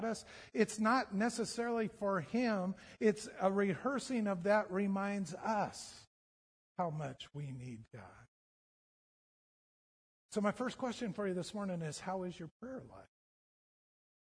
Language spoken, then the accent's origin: English; United States; We're so American